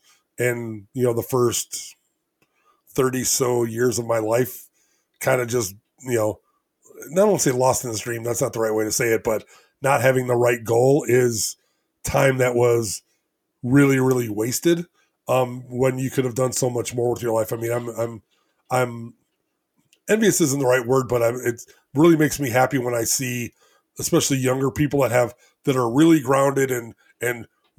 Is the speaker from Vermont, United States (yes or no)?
no; North Shore of Chicago, Illinois, United States; I grew up in the North Shore of Chicago